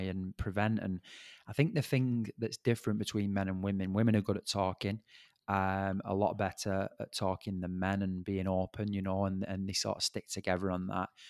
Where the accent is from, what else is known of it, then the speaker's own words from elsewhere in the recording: Bolton, North West England, United Kingdom; I'm from Bolton